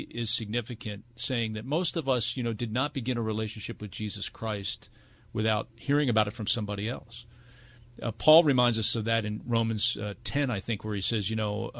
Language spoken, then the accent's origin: English; United States; As an American